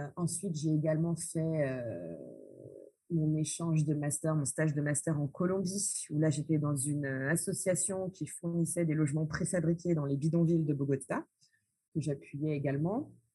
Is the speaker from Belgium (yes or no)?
no; France; moved away as an adult; now in Porto-Novo, Benin; je suis née euh, en France dans une famille euh, franco-colombo-béninoise